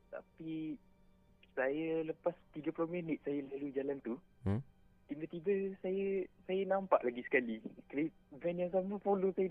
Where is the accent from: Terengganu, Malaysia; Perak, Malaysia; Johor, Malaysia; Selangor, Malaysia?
Selangor, Malaysia; Puncak Alam; Saya daripada Puncak Alam.